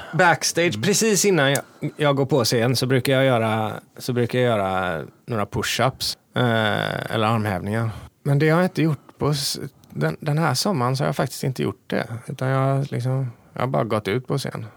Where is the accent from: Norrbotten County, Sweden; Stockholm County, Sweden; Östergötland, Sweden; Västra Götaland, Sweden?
Västra Götaland, Sweden; Hindås; Jag gillar att göra grejer i min hemby